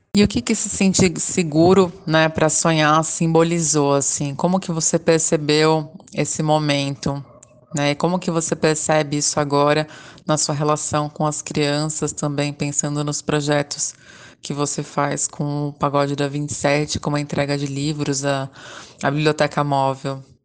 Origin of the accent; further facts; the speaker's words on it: Caieiras, São Paulo, Brazil; now in São Paulo, Brazil; Fui criada em Caeiras, na região metropolitana de São Paulo, a noroeste da capital, e moro há alguns anos no bairro do Bexiga, na região central